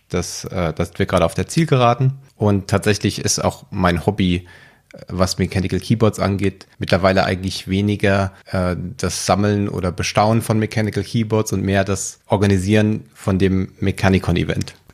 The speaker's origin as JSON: {"language": "German", "town": "Frankfurt am Main", "region": "Hesse", "country": "Germany", "said": "Ich komme aus Frankfurt am Main und arbeite als Engineering Manager in der IT."}